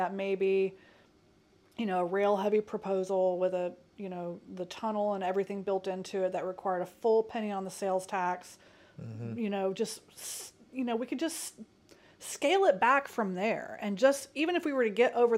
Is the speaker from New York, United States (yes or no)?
no; Nashville, Tennessee, United States; also born or lived in Indianapolis, Indiana; I grew up in Nashville